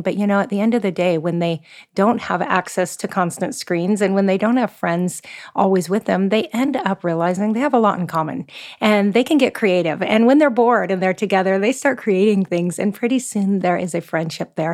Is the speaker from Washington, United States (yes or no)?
yes; Seattle, Washington, United States; moved away as an adult; now in Oahu, Hawaii, United States; I'm originally from the Pacific Northwest, so I'm a Seattle girl at heart